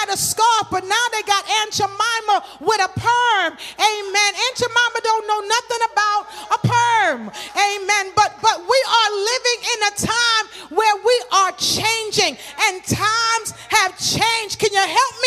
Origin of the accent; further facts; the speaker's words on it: New York City, New York, United States; I grew up in Crown Heights.